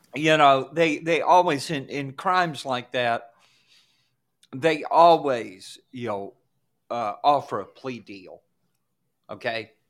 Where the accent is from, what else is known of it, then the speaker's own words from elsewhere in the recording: Georgia, United States; when I was growing up in Georgia